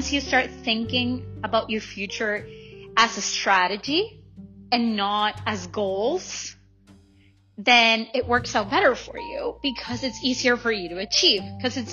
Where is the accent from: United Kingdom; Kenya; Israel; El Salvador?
El Salvador; now in Langley, Canada; I'm from El Salvador